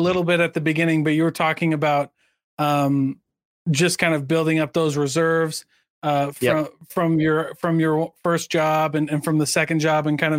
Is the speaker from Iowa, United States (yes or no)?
yes; Iowa, United States; So I'm from Iowa.